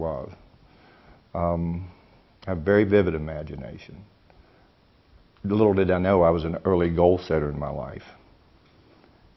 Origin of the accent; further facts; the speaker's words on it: West Virginia, United States; I'm from West Virginia. I love being from West Virginia, even though I've been the butt of a lot of jokes. I grew up in a small little community, about 500 people